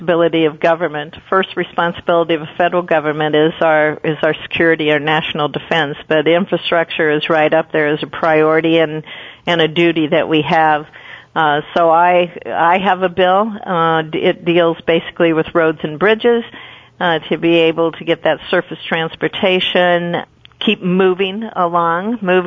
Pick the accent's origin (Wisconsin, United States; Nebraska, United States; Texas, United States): Nebraska, United States; Lincoln; I grew up in Lincoln